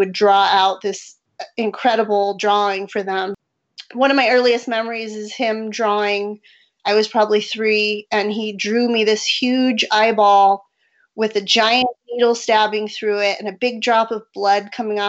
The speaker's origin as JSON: {"language": "English", "town": "San Diego", "region": "California", "country": "United States", "tie": "born or raised there", "also_born_or_lived": "Albuquerque, New Mexico", "moved": "as an adult", "lives_now": "Rio Rancho, United States", "said": "originally from San Diego, and I moved to New Mexico in 2003 to go to graduate school at the University of New Mexico"}